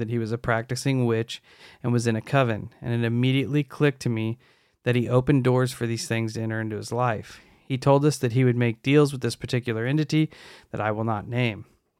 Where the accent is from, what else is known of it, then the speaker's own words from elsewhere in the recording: northern Mexico, Mexico; also born or lived in Texas, United States / Idaho, United States; I'm a Mexican-American. I was born in Texas, but grew up in northern Mexico and Idaho.